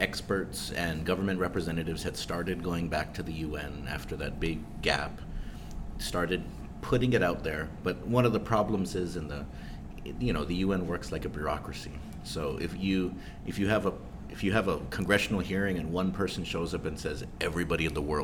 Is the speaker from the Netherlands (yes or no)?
no; Guam; we're from Guam